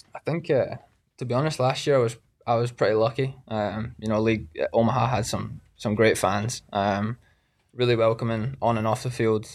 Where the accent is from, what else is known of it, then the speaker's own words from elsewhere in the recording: Scotland, United Kingdom; moved away as an adult; now in United States; I was from Scotland.